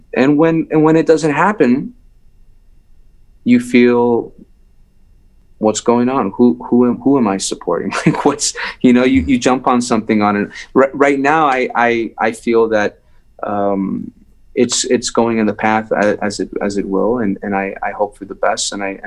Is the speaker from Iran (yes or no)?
yes; Iran; moved away; Because Iran had, I felt it had provided me, you know, I left